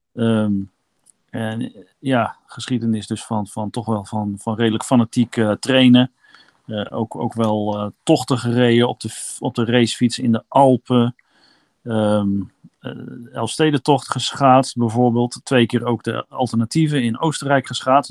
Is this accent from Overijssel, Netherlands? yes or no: yes; Kampen, Overijssel, Netherlands; moved away; Ik kom uit Kampen